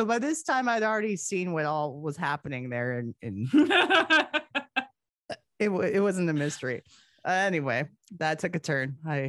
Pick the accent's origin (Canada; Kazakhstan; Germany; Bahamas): Canada; we're both from Canada